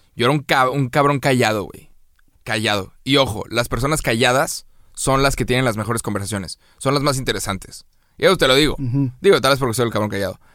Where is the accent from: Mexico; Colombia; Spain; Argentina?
Mexico; A los mexicanos nos mamó Coco.